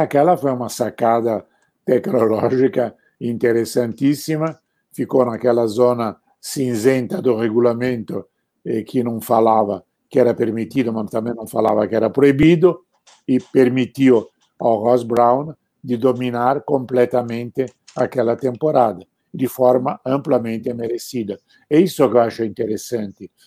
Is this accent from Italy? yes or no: yes; Arezzo, Tuscany, Italy; moved away; eu estava na minha cidade natal, em Arezzo